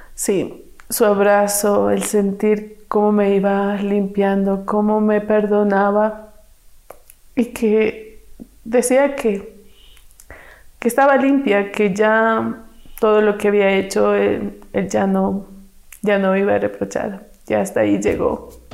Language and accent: Spanish; Quito, Pichincha, Ecuador; Soy nacida aquí en Quito. Mi madre me tuvo soltera pero al año de que me tuvo, ella se casó. Así es que tuve un padrastro y me crié con cuatro hermanos más.